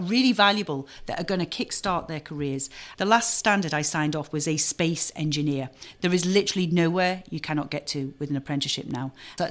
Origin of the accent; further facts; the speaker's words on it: Knowsley, North West England, United Kingdom; I grew up in Knowsley